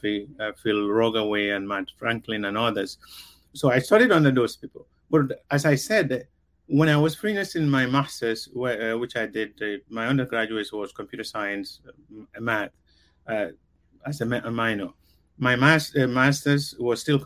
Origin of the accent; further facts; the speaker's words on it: Gambia; first language Mandinka; English is a second language; moved away; also born or lived in California; I was brought up in the Gambia. I was speaking Mandinka. My English was not that great, and it's still not that great.